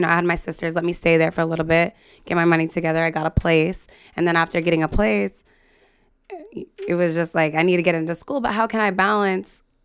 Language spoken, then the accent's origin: English; United States; moved away as an adult; also born or lived in Libby, Montana, United States / Salem, Oregon, United States / Sacramento, California, United States; now in San Jose, United States; I grew up like half and half, Libby, Montana, and then Salem, Oregon.